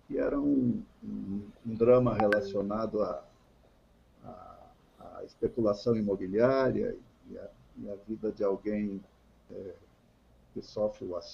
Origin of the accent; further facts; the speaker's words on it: Encantado, Rio Grande do Sul, Brazil; also born or lived in Roca Sales; now in Porto Alegre, Brazil; Eu sou natural de Roca Salles. Mas não é um alemãozinho de Roca Salles? Não sou um alemãozinho de Roca Salles. Eu nasci por acidente. A minha família morava em Encantado na época.